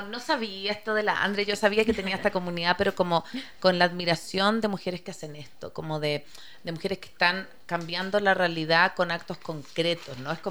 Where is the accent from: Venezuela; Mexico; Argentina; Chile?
Chile; moved away as an adult; como yo me vine de Chile muy vieja, así como no vieja, pero los 35 ya tenía mis amigas allá